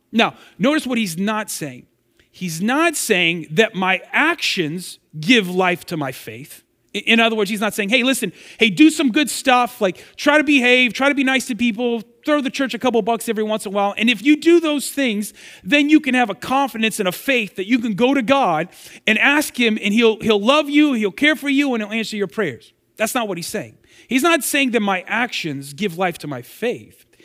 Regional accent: Girard, Ohio, United States; moved away; I grew up in Girard and graduated from Girard

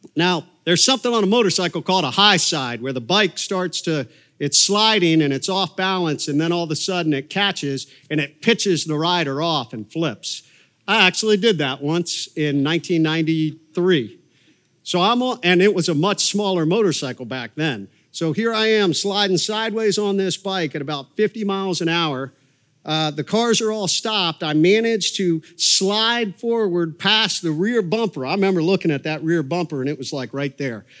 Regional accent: Coshocton, Ohio, United States; moved away; Coshocton, Ohio was where I was born, and, uh, grew up there

